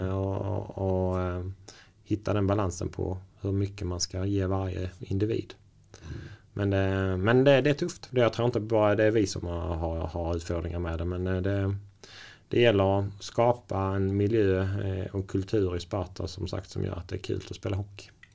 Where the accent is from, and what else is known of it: Sweden; now in Norway